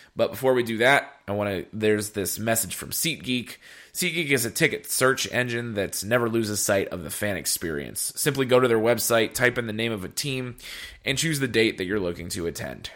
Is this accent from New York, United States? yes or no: no; Ohio, United States; I'm from Ohio